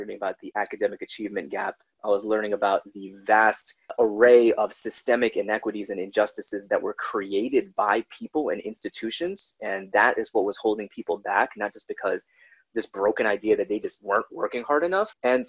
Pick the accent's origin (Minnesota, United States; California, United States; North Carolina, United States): Minnesota, United States; born there; So they went to Alaska, went to New York, that's where both of my sisters were born. I was born in Minnesota. We went to Atlanta. We went to Washington State.